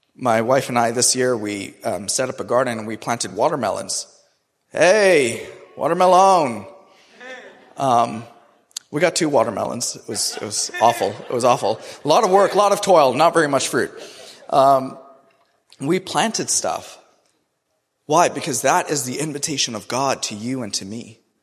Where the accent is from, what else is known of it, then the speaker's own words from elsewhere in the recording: Karachi, Sindh, Pakistan; also born or lived in Toronto, Canada; now in Raleigh, United States; I grew up in Karachi, which is one of the most populated and the hottest cities in the entire world.